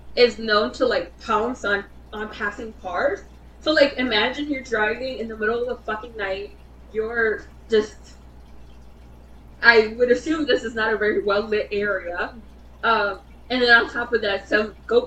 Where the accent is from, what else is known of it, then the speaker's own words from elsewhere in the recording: Michigan, United States; We are from Michigan